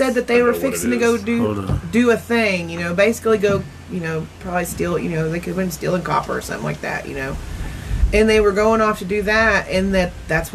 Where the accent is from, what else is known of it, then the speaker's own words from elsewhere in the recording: Okmulgee, Oklahoma, United States; That's where I was born